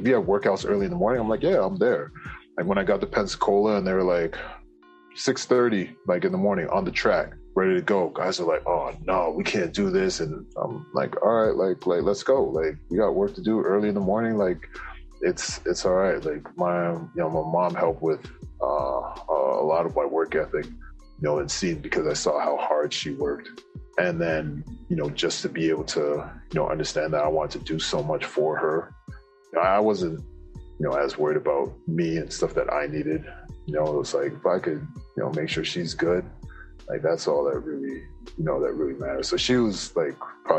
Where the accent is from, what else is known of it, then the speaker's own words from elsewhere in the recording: Canada; Someone that was very similar, you know, to me, where we're both Canadian, both West Indian background